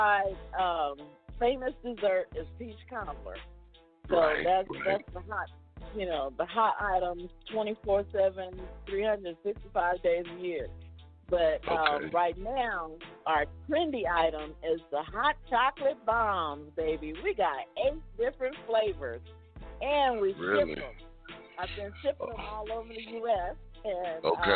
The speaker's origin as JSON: {"language": "English", "region": "California", "country": "United States", "tie": "born or raised there", "also_born_or_lived": "Mississippi", "moved": "yes", "lives_now": "Las Vegas, United States", "said": "we got family in Mississippi, and I grew up in California and migrated from California to Las Vegas"}